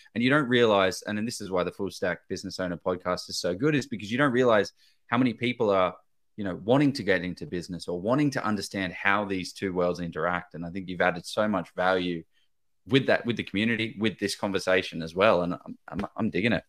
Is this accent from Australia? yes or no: yes; Victoria, Australia; I'm from Victoria